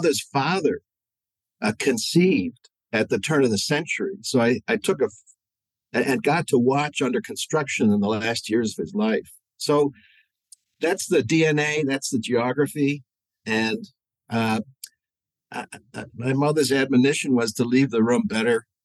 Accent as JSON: {"language": "English", "town": "Buffalo", "region": "New York", "country": "United States", "tie": "born or raised there", "also_born_or_lived": "Niagara-on-the-Lake, Ontario, Canada", "said": "I grew up in both cities of Buffalo in the New York side and the heritage village of Niagara on the Lake in Ontario"}